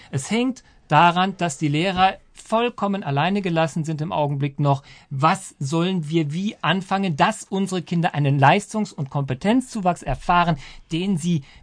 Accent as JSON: {"language": "German", "region": "Saarland", "country": "Germany", "tie": "born there", "said": "Aber natürlich, erstens bin ich gebürtiger Saarländer, aber ähm, begeisterter Hesse."}